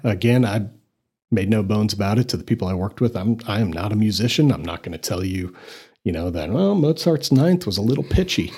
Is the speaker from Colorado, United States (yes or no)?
yes; Littleton, Colorado, United States; moved away as an adult; also born or lived in Scotland; now in Amarillo, United States; I'm originally from Littleton, Colorado. So grew up just north of here